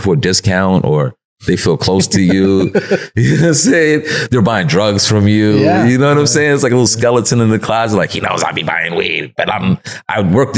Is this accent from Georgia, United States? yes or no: no; New York City, New York, United States; I'm from Broadway where a lot of drugs were sold, a lot of drugs was bought. You know what I'm saying? And it really is a nice place though. You know what I'm saying? It's a nice place, but it, you know, we had a lot of fun there. Like we had a lot of fun growing up uptown.